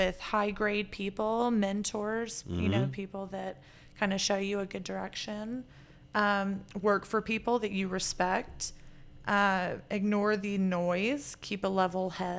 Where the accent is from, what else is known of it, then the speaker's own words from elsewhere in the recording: Texas, United States; we're from Texas